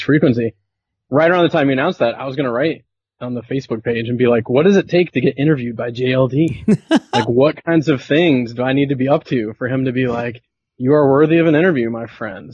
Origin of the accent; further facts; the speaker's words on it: southern United States, United States; moved away as an adult; also born or lived in Venezuela; now in Belleville, Canada; I grew up in the States, grew up in the southern United States